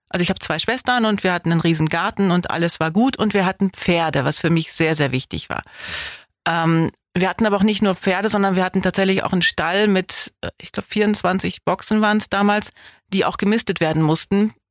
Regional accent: Wallenhorst, Lower Saxony, Germany; now in Biberach, Germany; Osnabrück in einem schönen Ort namens Wallenhorst. Das hatte so 20.000 Einwohner

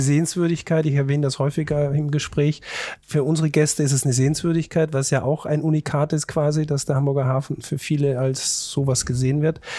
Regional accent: Austria; als Österreicher

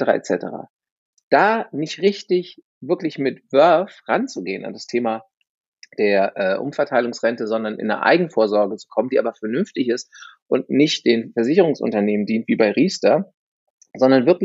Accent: United States; ich bin halber Amerikaner

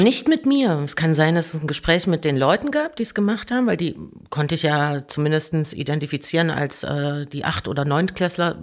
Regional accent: Merseburg, Saxony-Anhalt, Germany; moved away; also born or lived in Erfurt; geboren in Erfurt und dann, ich glaube, 82, also 78 geboren und ich glaube, 82 oder 84, irgend sowas sind wir nach Merseburg gezogen

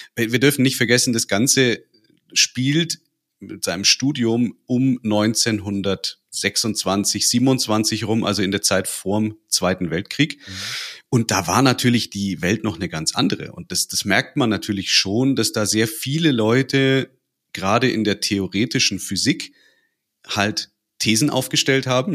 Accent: North Rhine-Westphalia, Germany; now in Bavaria, Germany; Ich bin gebürtig in Nordrhein-Westfalen, wohne aber schon seit Ewigkeiten in Bayern

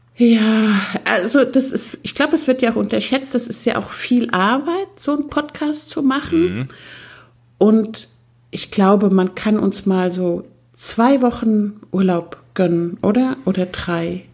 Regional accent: Austria; bei uns in Österreich wird das Wort Haflinger mit langem A ausgesprochen

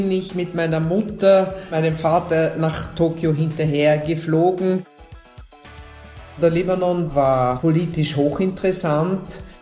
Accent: Innsbruck, Tyrol, Austria; born there; also born or lived in Tokyo, Japan / Vienna, Austria; Und nachdem meine Großeltern damals in Tirol gelebt haben, bin ich in Innsbruck geboren, aber ohne dass ich Tiroler Blut in mir trage.

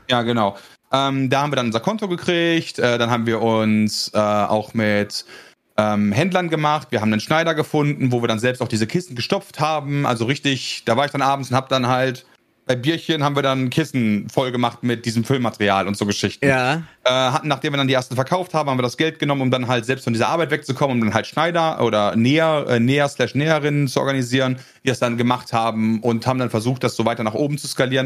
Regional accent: North Rhine-Westphalia, Germany; also born or lived in Netherlands; ich komme aus NRW

